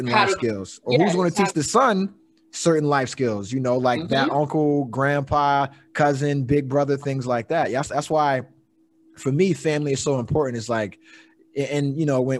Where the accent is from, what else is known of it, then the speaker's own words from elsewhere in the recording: East Coast, United States; I grew up in the East Coast